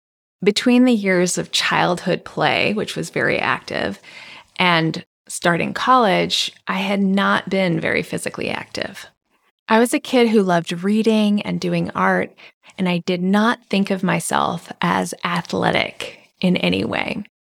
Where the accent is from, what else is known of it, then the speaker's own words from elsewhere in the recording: Hawaii, United States; also born or lived in Japan; I was born in Japan and I grew up in Hawaii. Hawaii is a mecca for immigrants and a place where many cultures coexist, intermix, and influence each other.